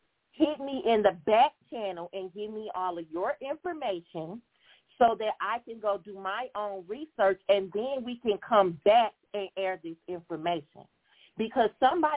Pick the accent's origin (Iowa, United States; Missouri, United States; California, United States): Missouri, United States; St. Louis; I'm from St. Louis